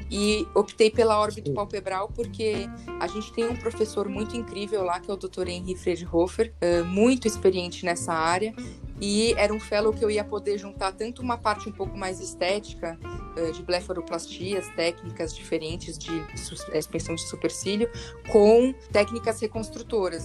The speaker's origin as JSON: {"language": "Portuguese", "region": "São Paulo", "country": "Brazil", "tie": "born or raised there", "said": "eu sou de São Paulo, né? Eu nasci na Avenida Paulista, então nunca saí daqui"}